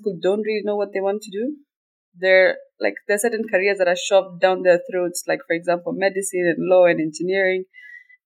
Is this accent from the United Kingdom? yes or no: no; Kenya; first language Somali; English is a second language; moved away as an adult; also born or lived in Turkey / Italy